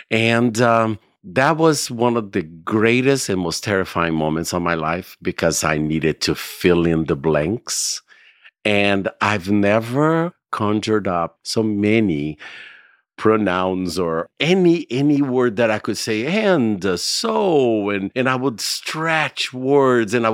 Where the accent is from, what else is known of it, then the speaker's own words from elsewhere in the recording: California, United States; Yeah, I'm from California. It's like, hmm, California.